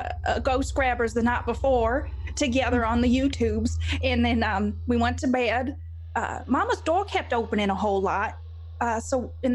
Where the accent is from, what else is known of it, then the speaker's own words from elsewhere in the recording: Kentucky, United States; I grew up here in Kentucky